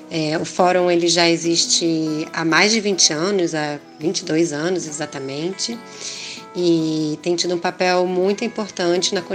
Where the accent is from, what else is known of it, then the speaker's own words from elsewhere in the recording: Rio de Janeiro, Brazil; sou carioca do Rio de Janeiro